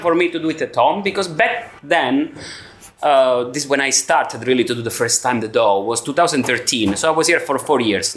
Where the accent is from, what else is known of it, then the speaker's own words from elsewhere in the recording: Cosenza, Calabria, Italy; moved away as an adult; also born or lived in Brno, Czech Republic; now in Prague, Czech Republic; I'm from Cosenza. It's a medium town in south of Italy, in Calabria.